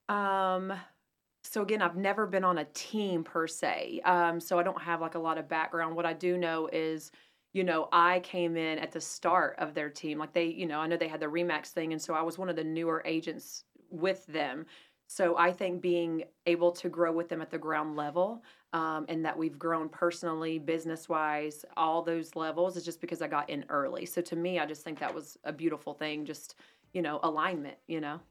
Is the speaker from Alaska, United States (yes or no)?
no; Asheville, North Carolina, United States; now in Huntersville, United States; I'm from Asheville originally